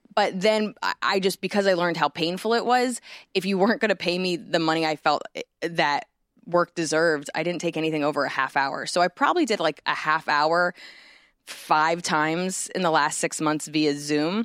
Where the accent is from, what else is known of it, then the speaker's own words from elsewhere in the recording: New Jersey, United States; moved away; I grew up in Jersey where the only thing we had was malls